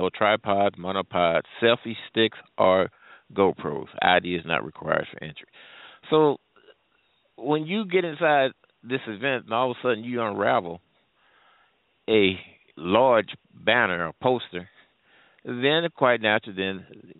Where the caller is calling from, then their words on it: St. Louis, Missouri, United States; I'm calling from the St. Louis area.